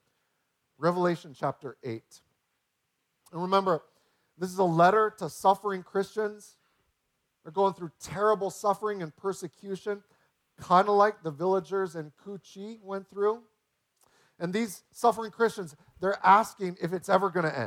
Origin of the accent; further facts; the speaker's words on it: United States; as an American